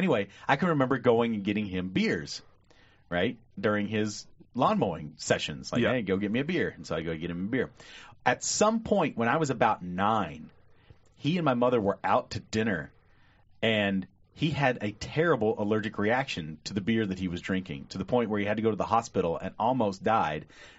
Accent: Lebanon, United States; But when I told people I was from Lebanon

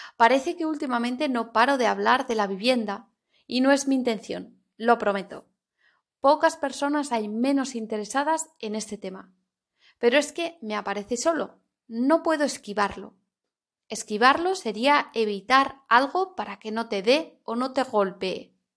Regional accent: Spain

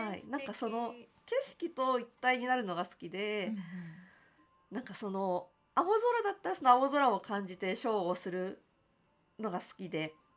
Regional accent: Tokyo, Japan; 私はその江東区の亀戸という場所が出身なんですけれども

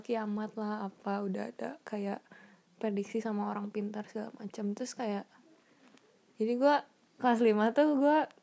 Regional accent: Bandung, West Java, Indonesia; moved away as an adult; now in San Jose, United States; saya dari Bandung dulunya sekolah di Alexius

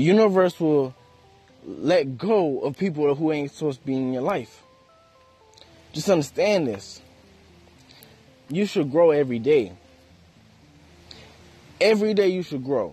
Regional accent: United States; it is hard to be African American in America

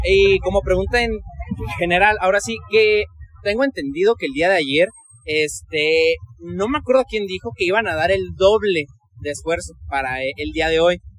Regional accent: Ciudad Juárez, Chihuahua, Mexico; Yo vengo desde Ciudad Juárez. Este, ah. Ahí está bien feo

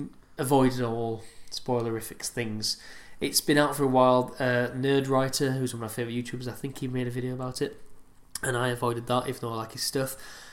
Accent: Yorkshire and the Humber, United Kingdom; I'm from Yorkshire

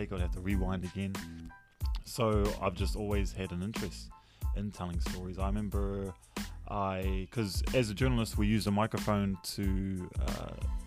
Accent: Tauranga, Bay of Plenty, New Zealand; I am from Tauranga Moana

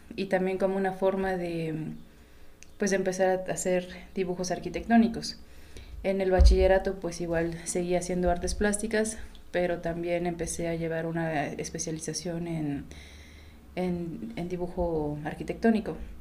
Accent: Oaxaca, Mexico; nací y crecí aquí, aunque de repente mis documentos dicen otra cosa

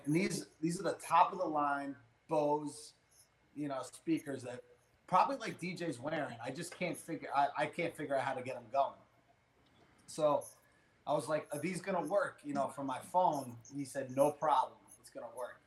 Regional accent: New York, United States; I'm from New York. I can't, you know, I have no country accent

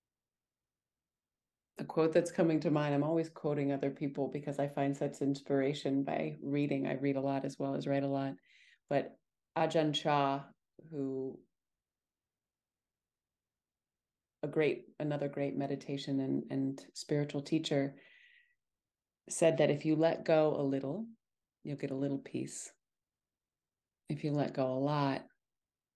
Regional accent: Montana, United States; I was born and raised in Montana

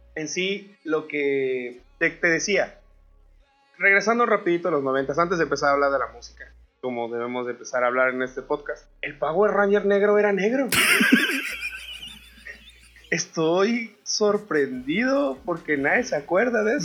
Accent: Mexico; somos los mexicanos, nos reímos de la tragedia

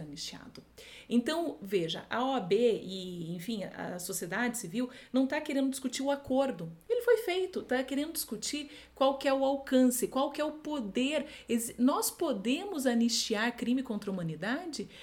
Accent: Foz do Iguaçu, Paraná, Brazil; Eu venho de uma cidade, sou de Foz do Iguaçu

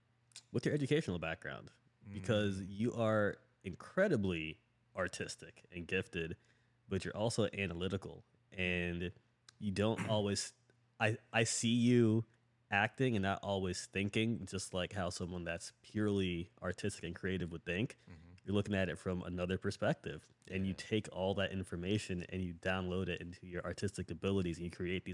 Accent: Lutz, Florida, United States; I grew up in Lutz too.

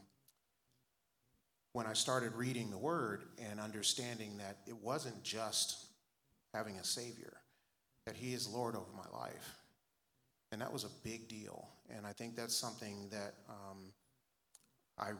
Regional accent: Los Angeles, California, United States; I grew up in Southern California. I was born in South Central LA. Grew up there most of my elementary school years.

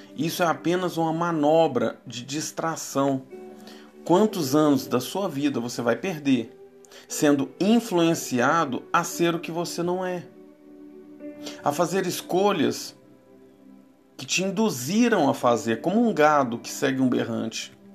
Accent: Brazil; Somos brasileiros, um povo sem raça definida

